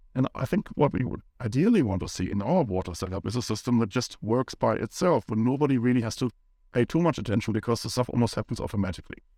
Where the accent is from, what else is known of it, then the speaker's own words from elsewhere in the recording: Germany; moved away as an adult; now in New Zealand; I grew up in Germany